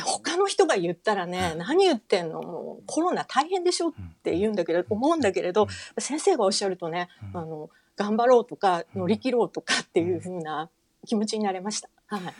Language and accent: Japanese; Fukuoka, Japan; moved away; 福岡の生まれ